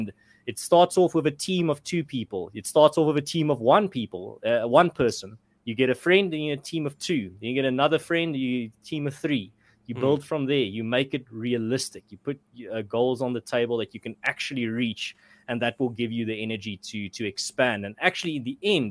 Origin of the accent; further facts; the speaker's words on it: South Africa; as a South African